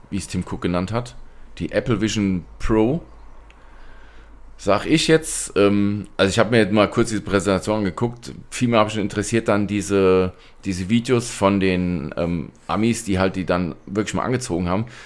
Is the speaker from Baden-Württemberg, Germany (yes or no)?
no; Hesse, Germany